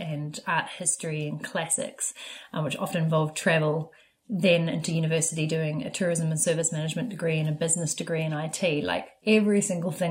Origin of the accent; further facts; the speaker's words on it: New Zealand; moved away; also born or lived in Vancouver; Growing up in New Zealand